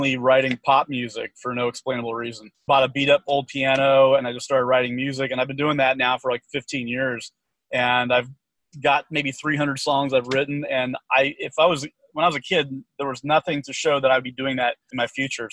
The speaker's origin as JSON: {"language": "English", "town": "Vista", "region": "California", "country": "United States", "tie": "born or raised there", "said": "So I grew up in San Diego County in a very rural area north of the city, about an hour, a town called Vista"}